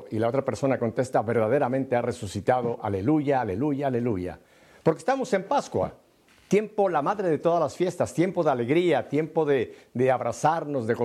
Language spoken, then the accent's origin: Spanish; Spain; creo que vosotros lo, sabéis porque los dos yo soy españoles.